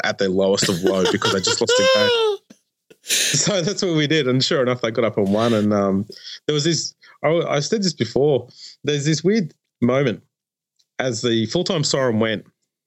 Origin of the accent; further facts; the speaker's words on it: New South Wales, Australia; now in Melbourne, Australia; I grew up in the New South Wales system